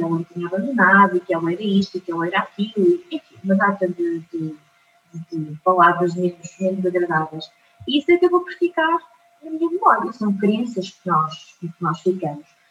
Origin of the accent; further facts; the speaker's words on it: Portugal; also born or lived in Fátima; eu sou de Vieira do eu nasci e uh, fiquei com os meus avós paternos